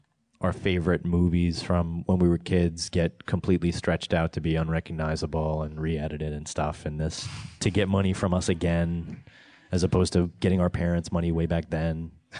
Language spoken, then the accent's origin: English; New York, United States; also born or lived in Los Angeles; And I'm from New York, but also down